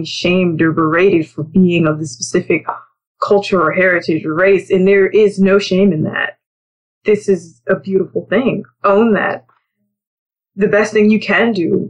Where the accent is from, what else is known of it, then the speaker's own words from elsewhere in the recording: Virginia, United States; I am from Virginia